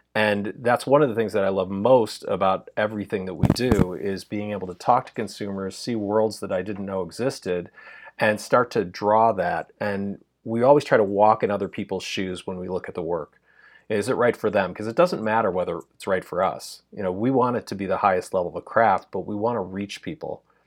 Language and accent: English; Chicago, Illinois, United States; moved away as an adult; now in Los Angeles, United States; I was originally from Chicago